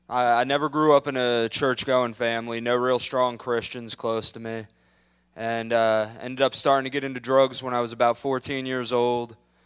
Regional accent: Tampa, Florida, United States

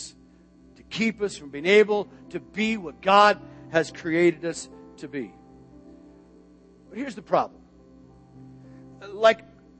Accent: Tucson, Arizona, United States; now in Florida, United States; I grew up in Arizona, Tucson, Arizona

